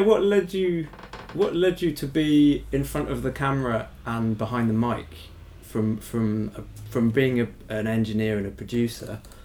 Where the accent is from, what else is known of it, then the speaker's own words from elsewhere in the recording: United Kingdom; as Brit, maybe as British people